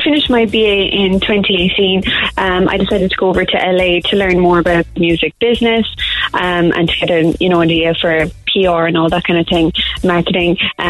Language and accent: English; Cork, Munster, Ireland; From Montanati.